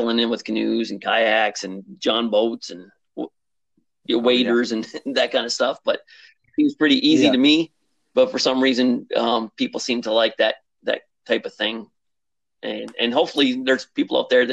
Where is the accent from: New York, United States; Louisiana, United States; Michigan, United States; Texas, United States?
Michigan, United States; Upper Peninsula of; moved away as an adult; also born or lived in South Jersey; I grew up in the Upper Peninsula of Michigan